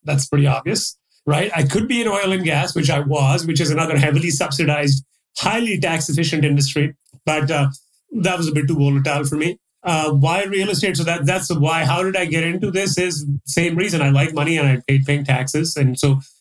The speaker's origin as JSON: {"language": "English", "country": "Pakistan", "tie": "born or raised there", "also_born_or_lived": "Dubai / Toronto / Calgary", "moved": "as an adult", "lives_now": "Dallas, United States", "said": "I was born in Dubai, so I stayed there for a few years. My dad was running a business there. Then we moved back to Pakistan. I spent about, 15-ish years there."}